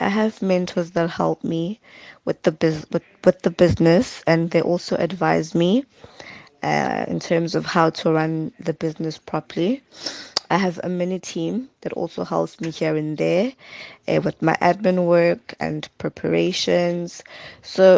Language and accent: English; Adams, KwaZulu-Natal, South Africa; also born or lived in Umlazi; I'm from Umlazi, but I grew up in Adams